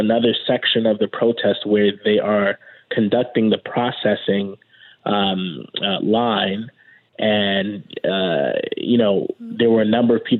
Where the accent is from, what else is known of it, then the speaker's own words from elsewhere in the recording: New York City, New York, United States; both of us, born and raised in Brooklyn